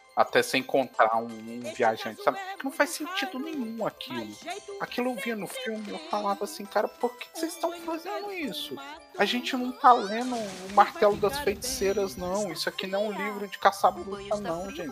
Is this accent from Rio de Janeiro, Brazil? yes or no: no; Minas Gerais, Brazil; eu sou de Minas